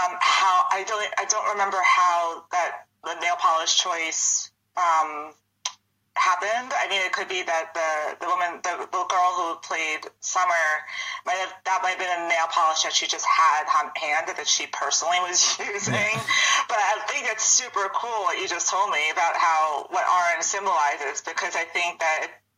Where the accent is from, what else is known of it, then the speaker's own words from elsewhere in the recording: New York, United States; accent: Long Island; I'm from Long Island. I grew up on Long Island.